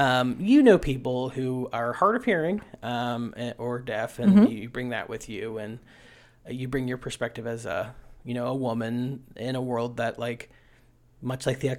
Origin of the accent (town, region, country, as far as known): West Virginia, United States